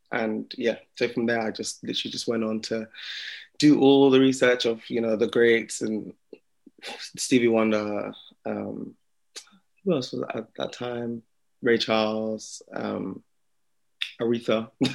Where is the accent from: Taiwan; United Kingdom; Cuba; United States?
United Kingdom; Slough, South East England; also born or lived in Jamaica (heritage); now in London, United Kingdom; I was born just outside of the London area, um, a little town called Slough. I'm a small town, small town guy, um, and then now I live in London.